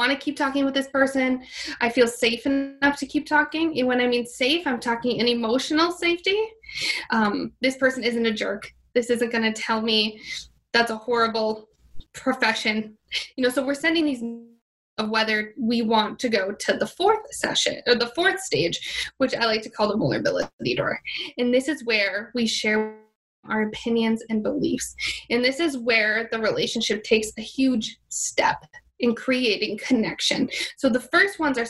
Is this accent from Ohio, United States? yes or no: no; Minnesota, United States; moved away as an adult; now in Miami, United States; I'm originally from Minnesota